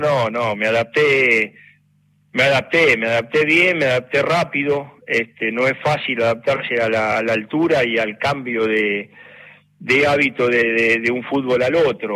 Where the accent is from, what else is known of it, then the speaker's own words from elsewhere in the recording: Valentín Alsina, Buenos Aires Province, Argentina; de Valentín Alsina, donde era, donde yo nací y donde queda Victoriano